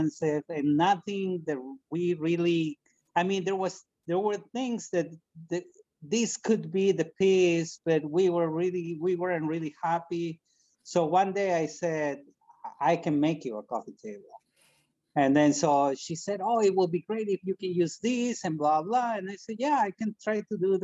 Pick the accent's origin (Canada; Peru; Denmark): Peru; moved away as an adult; now in United States; When I was 16, I'm from Peru, and a couple of blocks from my house, there was this guy who used to make furniture.